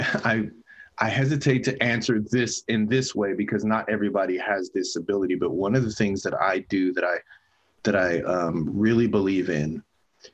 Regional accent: San Bernardino, California, United States; I grew up in San Bernardino, terrible

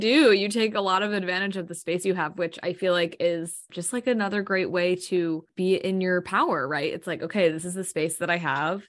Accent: United States; growing up in America

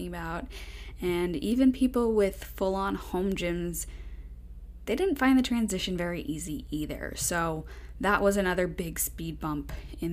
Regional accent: Long Island, New York, United States; also born or lived in Florida; now in Las Vegas, United States; I grew up on Long Island

